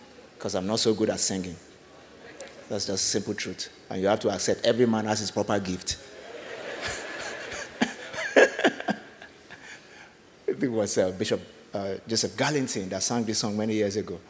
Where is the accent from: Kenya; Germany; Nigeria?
Nigeria; I'm speaking from Nigeria this morning